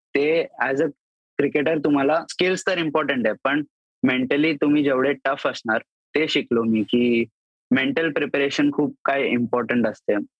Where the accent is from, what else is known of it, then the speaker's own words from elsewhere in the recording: Rajasthan, India; मी आहे राजस्थानी आहे आमचं जेवण असतंच घी वगैरे